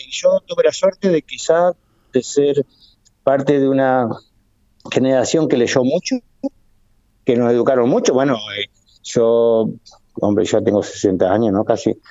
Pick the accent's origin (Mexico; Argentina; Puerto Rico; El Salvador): Argentina; moved away; yo me fui de Argentina cuando estaba Alfonsín y miro a Alfonsín, y no soy mexicano, ojo, no lo he sido jamás.